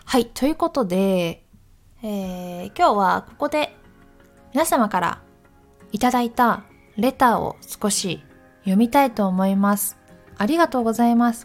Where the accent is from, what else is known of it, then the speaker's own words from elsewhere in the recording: Takayama, Gifu, Japan; moved away; 岐阜県の私高山出身なので